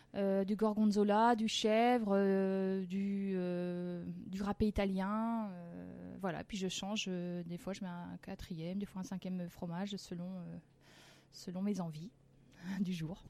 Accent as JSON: {"language": "French", "country": "France", "tie": "born or raised there", "said": "je suis née, je suis née en France. Hein. C'est mon papa qui était italien et une maman euh, bretonne, mais je suis née en France"}